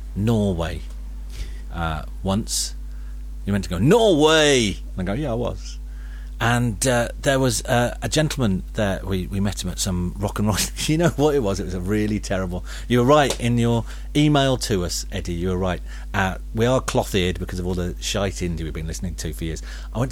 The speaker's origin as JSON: {"language": "English", "country": "Singapore", "tie": "born or raised there", "said": "little known fact, my hometown, Singapore, looks like you popped"}